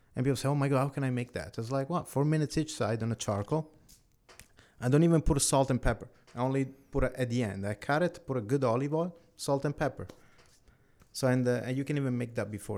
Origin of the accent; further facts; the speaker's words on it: Italy; now in Canada; I was born in Italy.